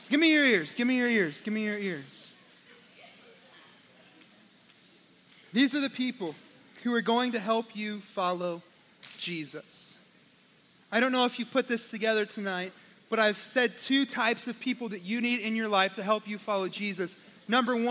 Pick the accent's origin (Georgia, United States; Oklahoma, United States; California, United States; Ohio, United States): Oklahoma, United States; I'm from Oklahoma